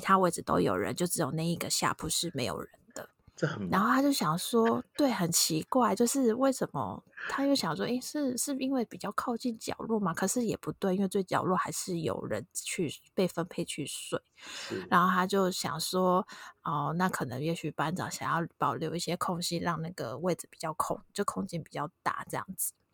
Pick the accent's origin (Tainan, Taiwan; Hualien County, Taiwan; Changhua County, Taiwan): Tainan, Taiwan; 我们都是台南人